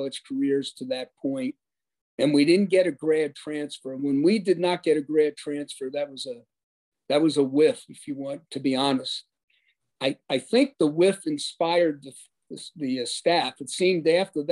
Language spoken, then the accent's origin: English; New York, United States; I'm a New Yorker